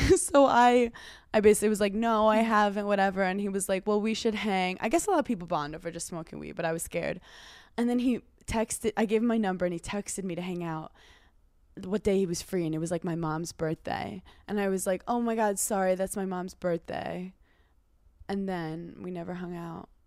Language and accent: English; New York City, New York, United States; I grew up in Brooklyn